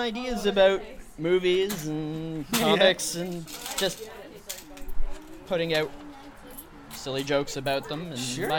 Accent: Oakville, Ontario, Canada; I'm from Oakville, but I'm in Stephanie's Clarkson studio.

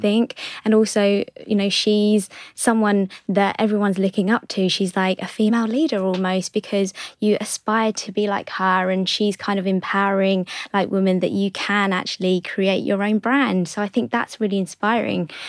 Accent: London, United Kingdom; my parents are from Hong Kong, but I was born in London

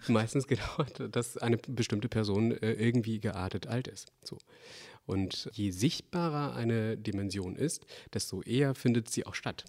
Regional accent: Bremen, Germany; ich komme ja aus Bremen

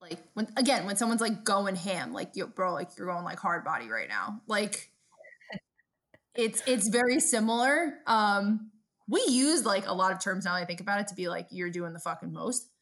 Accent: New York City, New York, United States; moved away; my accent to this day, I get made fun of, because naturally growing up in Brooklyn

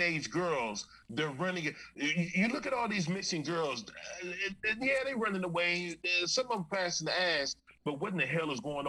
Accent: Los Angeles, California, United States; I'm from Venice, homie

